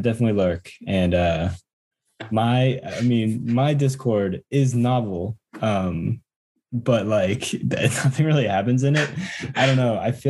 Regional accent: United States; I'm not white. I'm American.

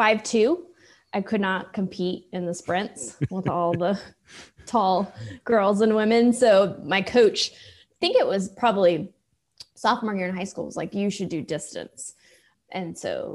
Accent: Austin, Texas, United States; also born or lived in Iceland; I was actually born in Iceland and then have been in Austin since I was two

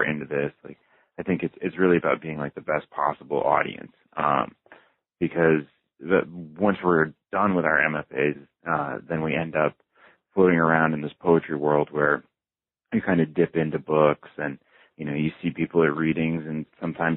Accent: West Hartford, Connecticut, United States; moved away as an adult; also born or lived in Boston / New York / Houston; now in Columbia, United States; I was born in Hartford. I grew up, in West Hartford, Connecticut

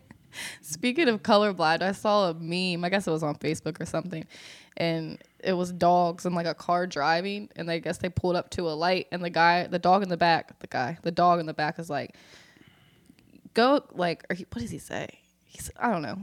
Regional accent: Northern Virginia, United States; moved away; I'm I'm from Virginia, uh, Northern Virginia, and we have the Shenandoah River up there

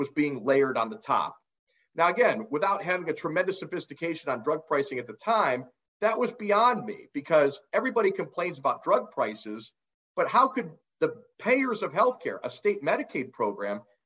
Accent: Ohio, United States; my home state of Ohio

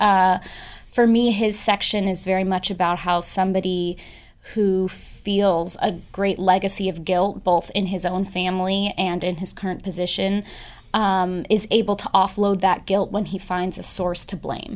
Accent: San Francisco, California, United States; I grew up in San Francisco, and I grew up with two sets of parents

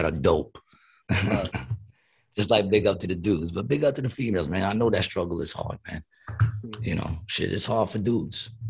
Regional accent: New York, United States; I'm from New York.

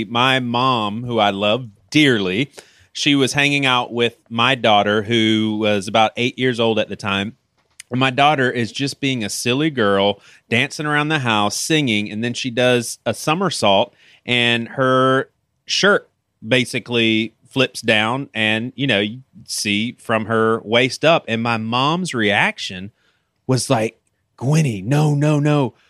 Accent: Bible Belt, the South, United States; I'm from the South, Bible Belt, and the three of us were all from the South.

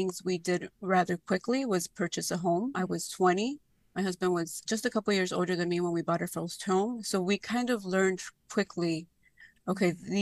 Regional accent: Chicago, Illinois, United States; I grew up in Little Village. My parents are still there

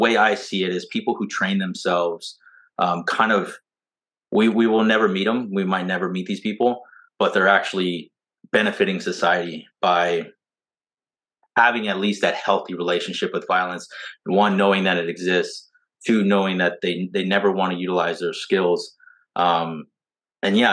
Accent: Southern California, United States; also born or lived in Orange Grove, Texas; now in Texas, United States; we're originally from Southern California

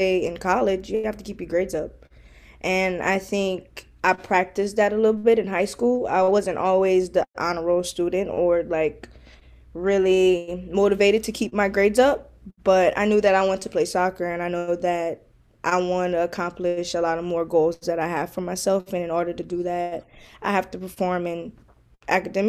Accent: Carencro, Louisiana, United States; I'm from Karen Crow, Louisiana

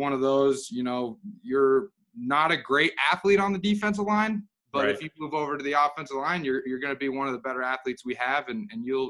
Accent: Utah, United States; I'm from Utah originally

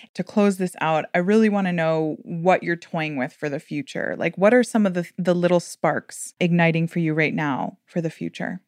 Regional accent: Miami, Florida, United States; I'm from Miami

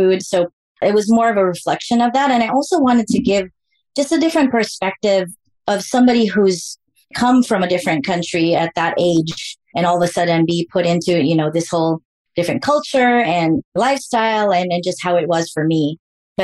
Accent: Philippines; moved away as an adult; I grew up in the Philippines, right? And I migrated here in, I think, 97.

